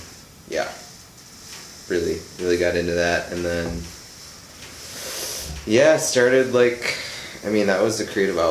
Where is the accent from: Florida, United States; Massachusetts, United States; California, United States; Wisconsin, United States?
Wisconsin, United States; Pewaukee; Pewaukee. Yeah.